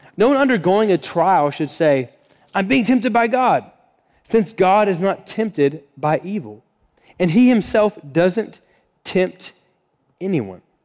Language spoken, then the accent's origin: English; Florida, United States; moved away; I grew up in Florida, so kind of like Floridian language we would use